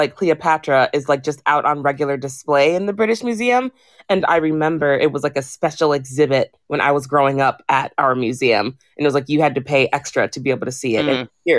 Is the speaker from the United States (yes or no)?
yes; United States; moved away as an adult; now in London, United Kingdom; because I'm American